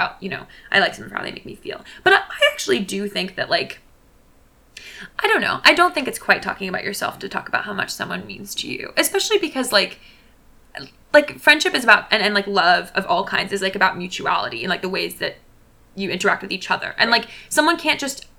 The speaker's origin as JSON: {"language": "English", "town": "Alexandria", "region": "Virginia", "country": "United States", "moved": "as an adult", "lives_now": "New Haven, United States", "said": "I'm from Alexandria."}